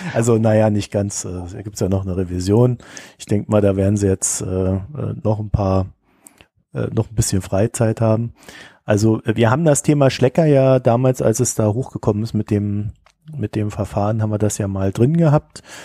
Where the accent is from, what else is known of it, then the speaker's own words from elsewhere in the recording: North Rhine-Westphalia, Germany; bei uns in NRW